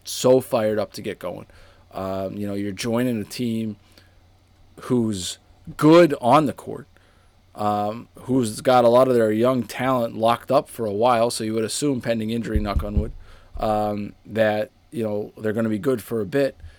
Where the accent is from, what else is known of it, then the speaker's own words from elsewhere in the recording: Boston, Massachusetts, United States; now in Rhode Island, United States; in my hometown too